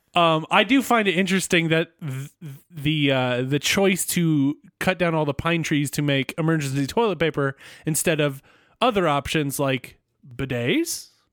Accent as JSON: {"language": "English", "country": "United States", "said": "as an American"}